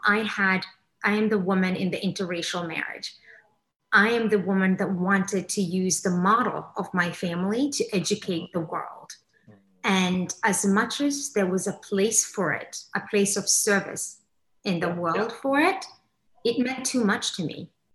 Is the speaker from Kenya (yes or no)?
yes; Kenya; born or raised there; also born or lived in England; now in Miami, United States